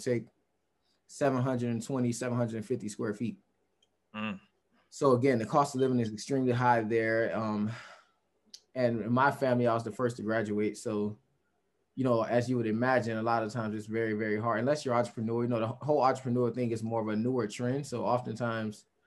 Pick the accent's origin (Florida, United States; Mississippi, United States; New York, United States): Florida, United States; Fort Lauderdale; moved away as an adult; also born or lived in Texas; growing up in Fort Lauderdale is very different